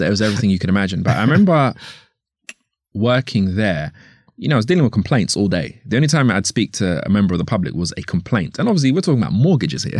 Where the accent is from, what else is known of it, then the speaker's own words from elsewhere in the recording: London, United Kingdom; I grew up, I was born here, uh, here as in London. I was born in Northwest London.